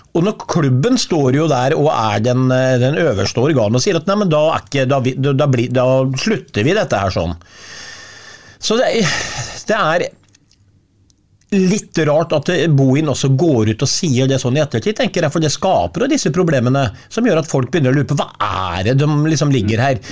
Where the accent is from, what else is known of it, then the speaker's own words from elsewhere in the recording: Sarpsborg, Østfold, Norway; Jeg må bare si det som sarping